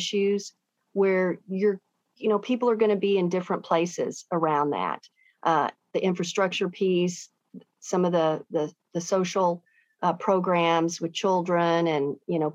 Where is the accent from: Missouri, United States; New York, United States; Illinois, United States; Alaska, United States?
Missouri, United States; St. Louis County; Parkway West Longhorns